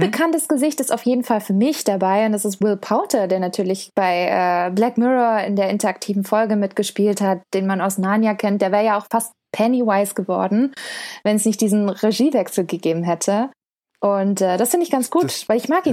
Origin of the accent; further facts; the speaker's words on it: Stuttgart, Baden-Württemberg, Germany; ich komme aus Stuttgart